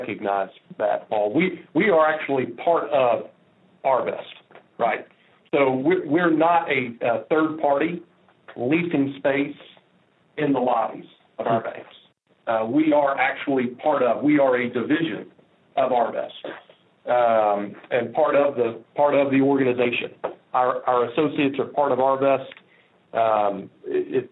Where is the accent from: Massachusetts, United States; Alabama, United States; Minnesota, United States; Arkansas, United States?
Arkansas, United States; Little Rock; I was born and raised in Little Rock.